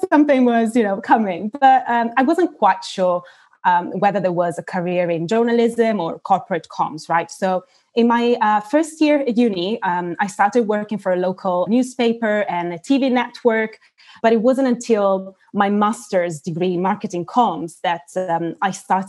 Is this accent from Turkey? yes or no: yes; Turkey; English is a second language; also born or lived in South Africa / Italy; So as you said, I'm Italian. I have an Italian passport, but I've spent almost half of my life abroad. I was born in South Africa and grew up in Turkey. So not only Italy, and moved back to Italy, actually, when I was 18.